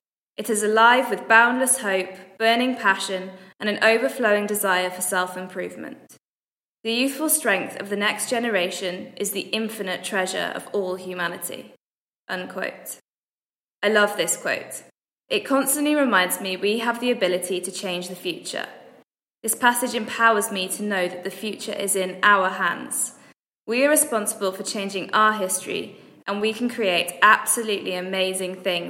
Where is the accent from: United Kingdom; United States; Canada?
United Kingdom; Wales; I'm from Wales, and I'm currently studying marine biology.